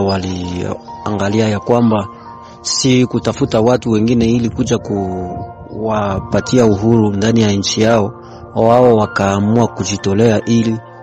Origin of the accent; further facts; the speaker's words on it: DR Congo; nikiwa kama Mkongomani